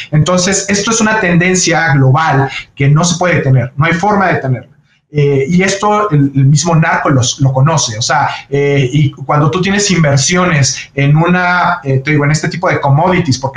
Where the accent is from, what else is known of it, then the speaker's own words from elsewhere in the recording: Mexico; lograr poder exportar lo que nosotros hacemos como mexicanos, como el tequila, ¿no?